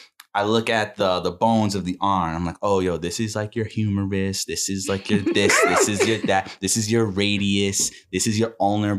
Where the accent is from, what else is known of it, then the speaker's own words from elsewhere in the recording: New York City, New York, United States; Born and raised in Queens, New York.